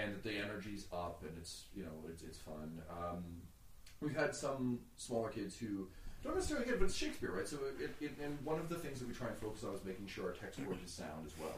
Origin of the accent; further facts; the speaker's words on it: Mississauga, Ontario, Canada; I grew up in Mississauga